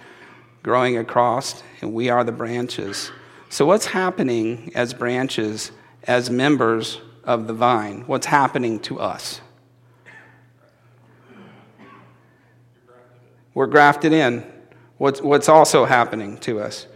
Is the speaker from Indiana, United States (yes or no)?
yes; Indiana, United States; I'm from Indiana, that's just how we talk.